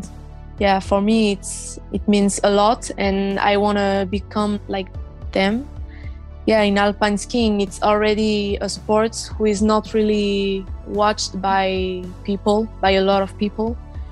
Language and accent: English; Madagascar; And now we are two from Madagascar who are going to the Olympics.